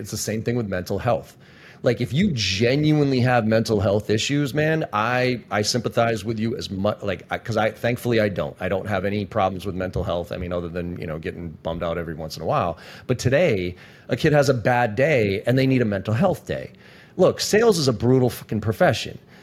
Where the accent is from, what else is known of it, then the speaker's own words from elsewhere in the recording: Boston, Massachusetts, United States; I'm from Boston